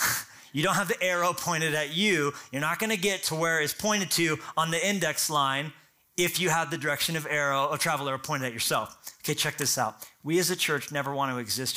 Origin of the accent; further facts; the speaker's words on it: United States; I'm American